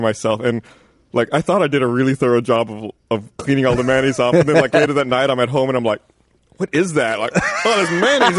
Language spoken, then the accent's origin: English; South Texas, United States; I grew up like way in South Texas.